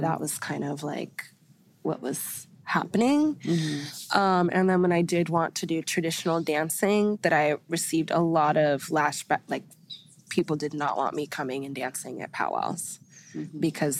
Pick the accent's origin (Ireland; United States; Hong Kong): Ireland; And then being Irish is really cool, too. Being Irish is really cool, too.